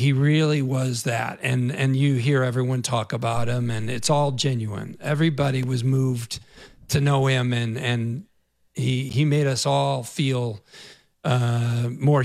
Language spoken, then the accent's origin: English; Naperville, Illinois, United States; I grew up in Naperville, Illinois